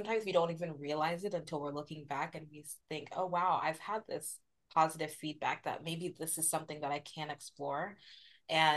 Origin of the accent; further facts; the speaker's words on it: United States; being the daughter of Nigerian immigrants and having that experience of being Nigerian but also being American